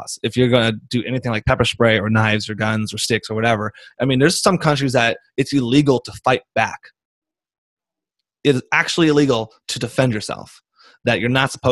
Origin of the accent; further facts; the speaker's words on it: United States; I'm from America